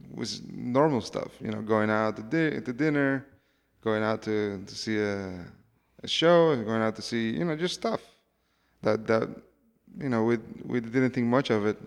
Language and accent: English; Cuba; I come from Cuba